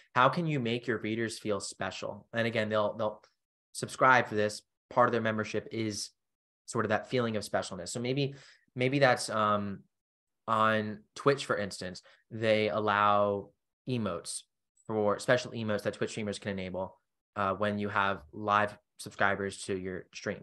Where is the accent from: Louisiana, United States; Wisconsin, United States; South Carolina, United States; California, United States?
South Carolina, United States; Charleston; my hometown, for instance, Charleston, South Carolina.